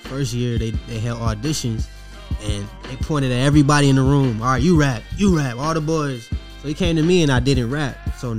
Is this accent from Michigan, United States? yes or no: yes; Detroit, Michigan, United States; also born or lived in Las Vegas; now in Atlanta, United States; I'm from Detroit, and that's where it started.